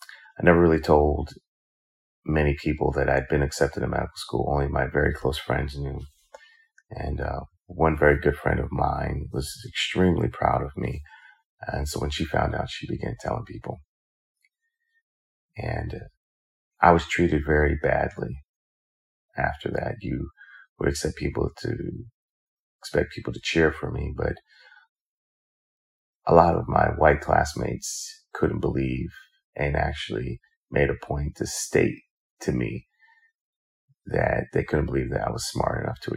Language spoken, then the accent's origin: English; New York, United States; Growing up in New York, I grew up in a single parent home.